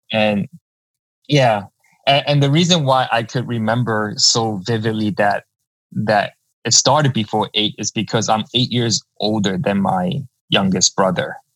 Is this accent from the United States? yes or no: yes; New York City, New York, United States; I was born and raised in uh, Lower Manhattan. Um, right now, that area is called Two Bridges. Uh, went to school at PS 124. Uh, that's right in Confucius Plaza.